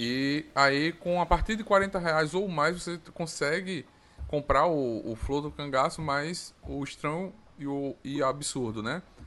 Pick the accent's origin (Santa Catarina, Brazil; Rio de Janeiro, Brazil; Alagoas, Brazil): Alagoas, Brazil; also born or lived in Paraíba; Eu sou nordestino, sou de Alagoas, nasci na Paraíba, mas moro em Alagoas